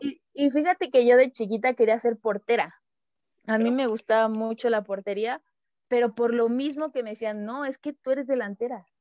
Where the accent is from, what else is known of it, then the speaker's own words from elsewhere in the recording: Emiliano Zapata, Tabasco, Mexico; moved away; also born or lived in Cancún; yo nací en Tabasco, en un pueblito se llama Emiliano Zapata